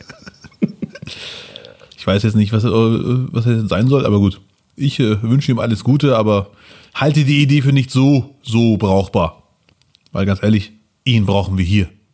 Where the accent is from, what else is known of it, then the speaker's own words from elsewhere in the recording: Germany; kommst du aus Deutschland oder Frankreich, Belgien, bla bla, ne? Ich so, ja, Deutschland